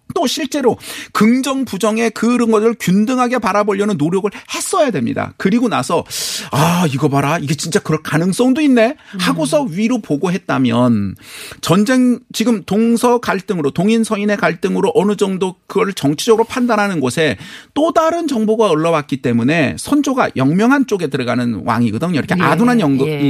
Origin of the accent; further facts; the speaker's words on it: South Korea; 제가 한국 사람이어서가 아니라